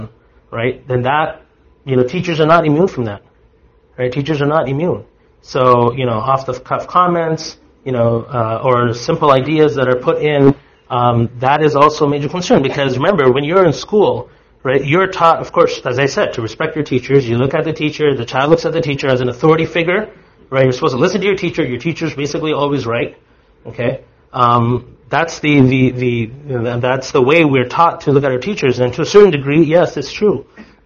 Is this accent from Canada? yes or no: yes; Canada; I am a Muslim, and I am a Canadian.